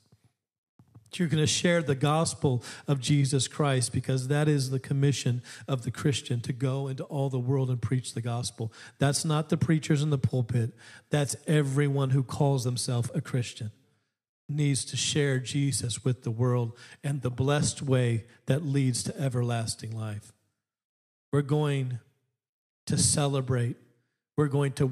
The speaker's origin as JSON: {"language": "English", "region": "Alaska", "country": "United States", "tie": "born or raised there", "said": "I grew up in Alaska"}